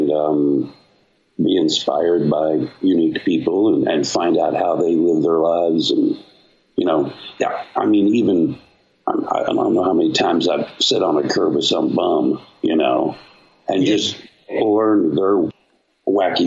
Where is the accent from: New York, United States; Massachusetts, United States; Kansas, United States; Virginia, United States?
Kansas, United States; Wichita; I grew up in Wichita, Kansas